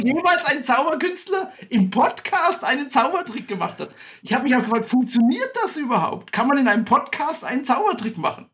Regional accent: Bad Königshofen im Grabfeld, Bavaria, Germany; now in Staufen im Breisgau, Germany; ich bin wie du aufgewachsen in Franken. Und zwar hatte ich das Glück, in einem Kurort aufzuwachsen. Ja, das, ich sag mal den Namen, schöne Grüße auch an Bad Königshofen im Grabfeld.

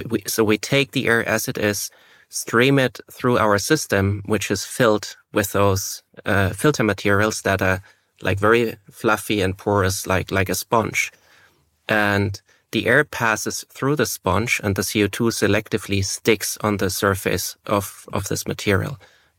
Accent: Germany; English is a second language; And both being born and raised in Germany and studying in Switzerland, the Swiss have a secret language.

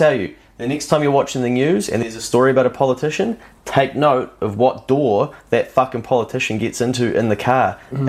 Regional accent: New Zealand; I'm a New Zealander

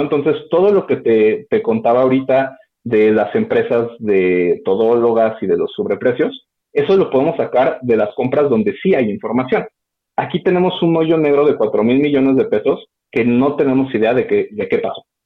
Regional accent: Mexico

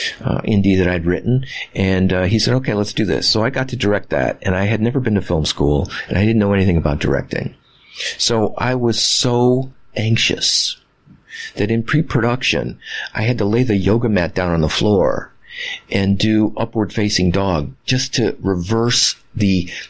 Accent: Midwest, United States; I was raised in the Midwest

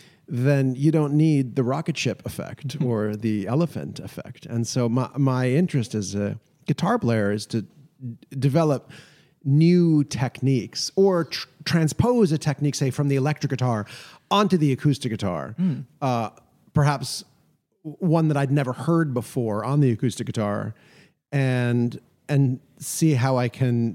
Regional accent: New York, United States; I grew up in New York with my two younger brothers and my mother and father, and my father was a big lover of music, and we lived 25 miles north of Manhattan.

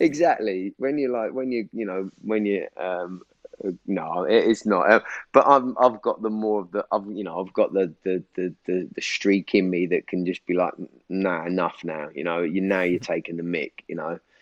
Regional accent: Norwich, East of England, United Kingdom; moved away as an adult; now in London, United Kingdom; So I was born in Norwich, but six months old, I moved back to London because my parents were both London, um, and we lived there for six years, and then we moved to back to Norwich till I was 24

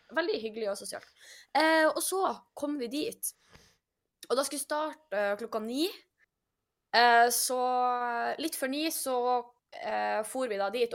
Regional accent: Norway; vi er nordmenn

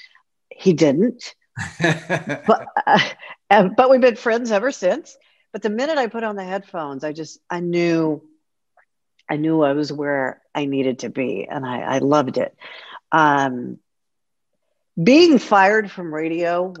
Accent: Houston, Texas, United States; I was a rock and roll DJ at one of the top rock stations in Houston, Texas, Rock 101, KLOL, a couple of other stations before that, but I was very fortunate to be on the air in my hometown pretty much my entire career

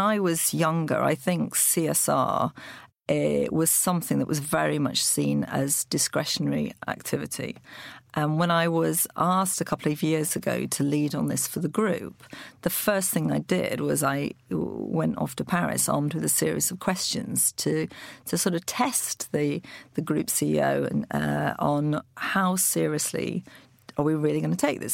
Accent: Lancashire, North West England, United Kingdom; moved away; also born or lived in Loughborough; I grew up in Lancashire on a poultry farm.

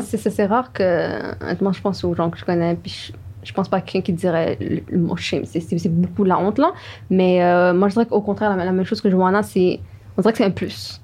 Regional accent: Montreal, Quebec, Canada; je viens de Montréal comme Hibaid et euh, Joanna

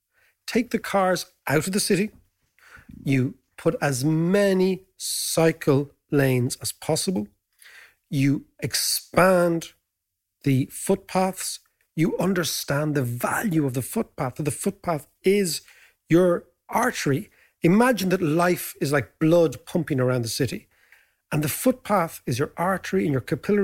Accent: Ireland; As Irish people, we celebrate Joyce.

